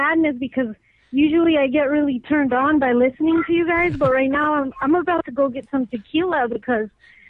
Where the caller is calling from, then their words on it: Whittier, California, United States; I'm calling from Whittier.